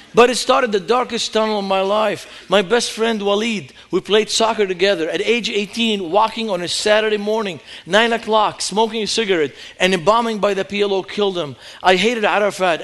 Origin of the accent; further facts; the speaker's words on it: Beirut, Beirut Governorate, Lebanon; moved away as an adult; now in United States; I grew up in Beirut, Lebanon, during the war zone